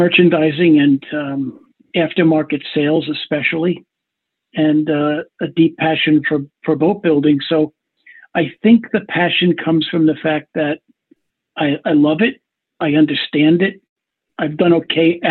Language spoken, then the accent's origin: English; Long Island, New York, United States; I grew up on Long Island, New York